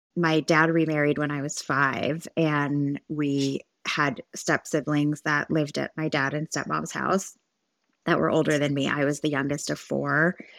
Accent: Santa Monica, California, United States; moved away as an adult; also born or lived in Orange County, California; now in Dallas, United States; I was born in Los Angeles, California, and I was raised there until I moved to Orange County in two thousand twelve

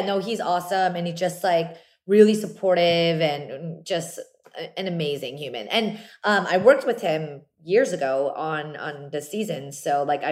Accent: New Jersey, United States; Very, very small Korean community growing up in South Jersey

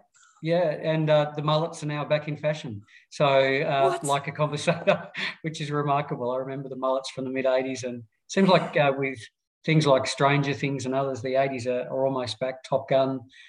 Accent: Launceston, Tasmania, Australia; also born or lived in Adelaide / Hobart; a Lonnie boy, Launceston, in northern Tasmania, born and bred, youngest of three.

